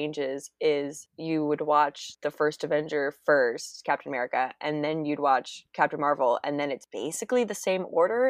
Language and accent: English; San Francisco Bay Area, California, United States; I grew up in the San Francisco Bay Area